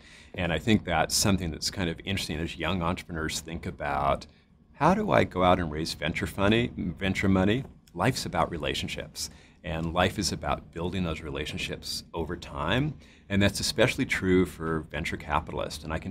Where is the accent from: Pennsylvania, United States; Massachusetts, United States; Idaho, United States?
Idaho, United States; moved away as an adult; also born or lived in Washington; So I was raised in Idaho